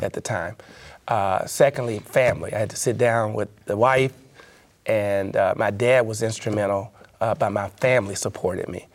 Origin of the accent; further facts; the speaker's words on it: Memphis, Tennessee, United States; I was working at an investment banking firm in my hometown, Memphis, Tennessee